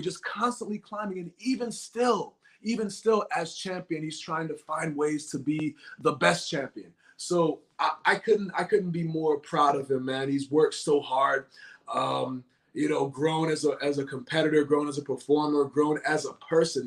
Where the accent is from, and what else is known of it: Boston, Massachusetts, United States; born or raised there